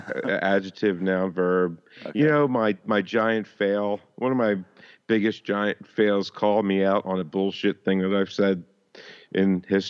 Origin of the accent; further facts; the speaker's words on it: Philadelphia, Pennsylvania, United States; I'm from Philadelphia, born and raised on the playgrounds where I smelled it a lot of my days, honestly.